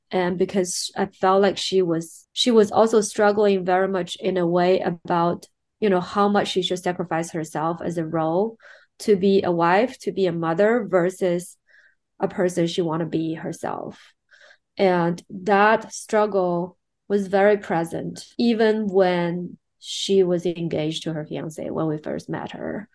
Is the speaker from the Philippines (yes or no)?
no; Shanghai, China; I'm born and raised in China. Um, more specifically, I'm from Shanghai.